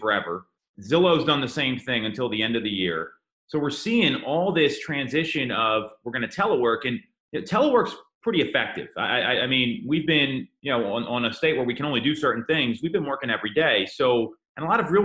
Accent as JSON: {"language": "English", "town": "Phoenixville", "region": "Pennsylvania", "country": "United States", "tie": "born or raised there", "said": "Phoenixville, I grew up right outside Phoenixville"}